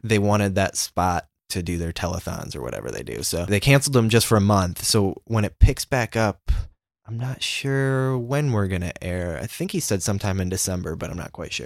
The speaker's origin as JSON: {"language": "English", "region": "Indiana", "country": "United States", "said": "we're from Indiana."}